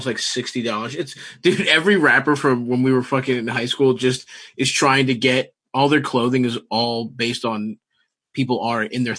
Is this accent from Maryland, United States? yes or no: yes; Baltimore, Maryland, United States; Growing up in Baltimore, it gives you the cover to just have fat ass, wide ass jeans because it's like all so cool at the time.